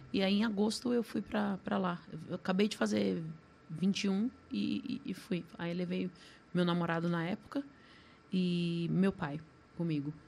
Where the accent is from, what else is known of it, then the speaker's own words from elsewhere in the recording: Brazil; eu sou brasileira